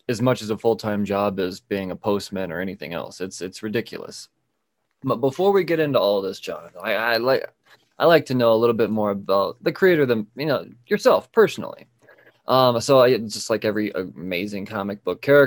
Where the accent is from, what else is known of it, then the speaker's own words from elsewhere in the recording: United States; as an American